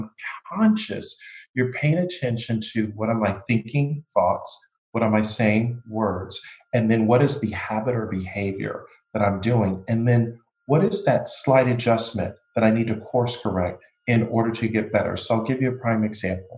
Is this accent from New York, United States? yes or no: yes; Buffalo, New York, United States; now in Florida, United States; I grew up in Buffalo, New York